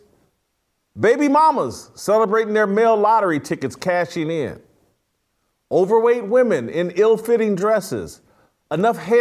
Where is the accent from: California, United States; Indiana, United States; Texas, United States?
Indiana, United States; Indianapolis; my hometown Colts